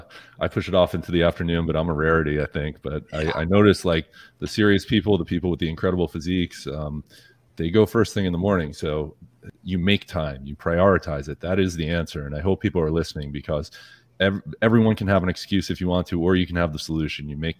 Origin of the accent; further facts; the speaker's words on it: Northeast, United States; I grew up in the Northeast